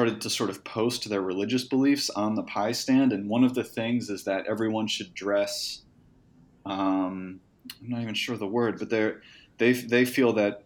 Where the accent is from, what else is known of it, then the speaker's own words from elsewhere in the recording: Honesdale, Pennsylvania, United States; moved away as an adult; I grew up in a very small town called Honesdale, Pennsylvania